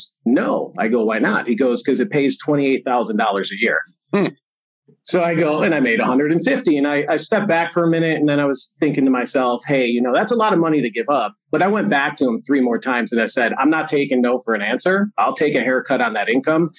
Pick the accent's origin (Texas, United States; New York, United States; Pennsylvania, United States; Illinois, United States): New York, United States; Buffalo; moved away as an adult; now in Las Vegas, United States; originally I'm from Buffalo, New York